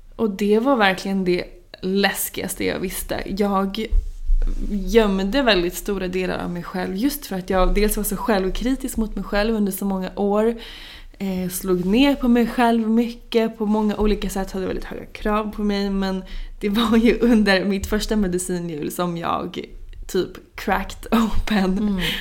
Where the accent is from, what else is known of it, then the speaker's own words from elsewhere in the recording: Norrköping, Östergötland, Sweden; now in Stockholm, Sweden; Norrköping där jag är ifrån